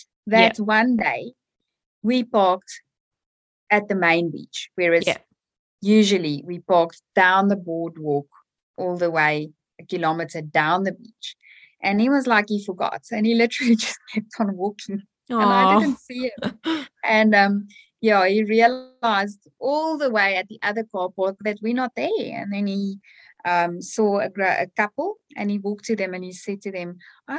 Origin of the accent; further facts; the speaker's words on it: South Africa; now in Australia; So way back when I was a child, we would take our bicycles and, you know, go ride and do our thing.